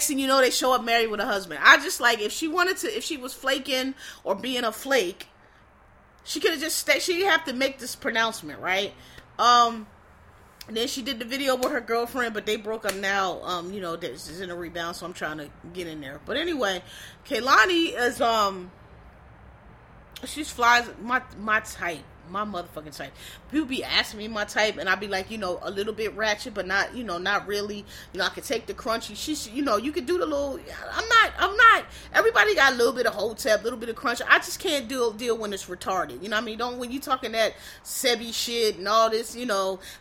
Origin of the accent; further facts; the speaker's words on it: Philadelphia, Pennsylvania, United States; I was born and raised in Philadelphia.